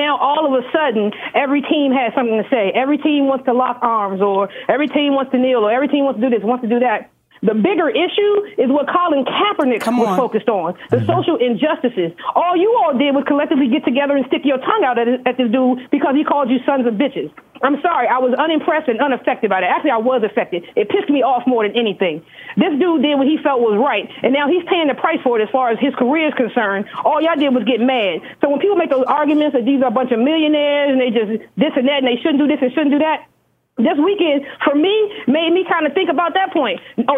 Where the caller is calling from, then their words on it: Washington, District of Columbia, United States; This is …. I'm calling from Washington, D.C.